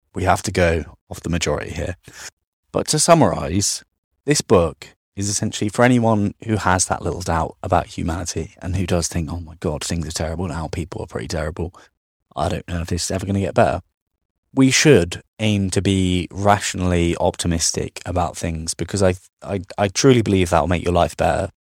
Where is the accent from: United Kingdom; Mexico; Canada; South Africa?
United Kingdom